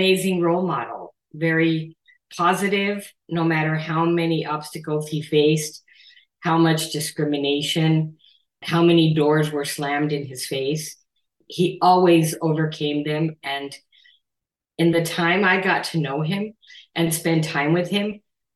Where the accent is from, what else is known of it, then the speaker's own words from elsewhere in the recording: Nogales, Arizona, United States; living in my hometown of Nogales, Arizona, on the border, where that's where I grew up